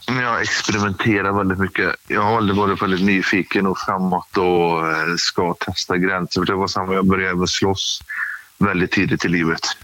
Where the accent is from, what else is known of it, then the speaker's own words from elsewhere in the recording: Grästorp, Västra Götaland, Sweden; Jag är uppvuxen i en liten ort som heter Grästorp som ligger eh, emellan Trollhättan och eh, Lidköping i eh, Västra Götaland.